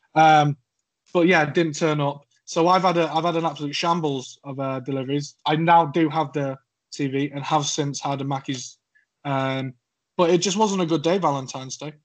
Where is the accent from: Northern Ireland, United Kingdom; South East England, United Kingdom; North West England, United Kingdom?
North West England, United Kingdom; Cheshire; accent: slightly scouse; now in Suffolk, United Kingdom; I'm from Cheshire. You may tell from my accent that I am not southern